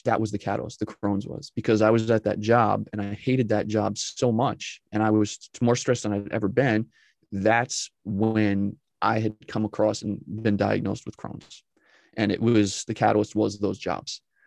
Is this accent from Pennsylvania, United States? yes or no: no; just north of New York City, United States; originally, I'm from New York but not New York City with the you know with the accents. But I'm from New York, just north of there. Grew up, was raised there